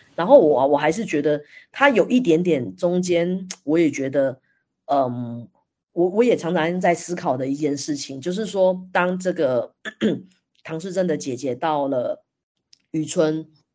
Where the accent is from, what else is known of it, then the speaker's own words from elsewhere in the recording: Taiwan; 反观我们台湾，我自己在印象中好像也没有特别被，被教育这一块欸